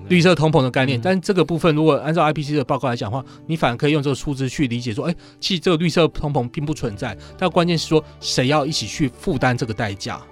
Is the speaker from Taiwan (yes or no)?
yes; Taiwan; 我们台湾这边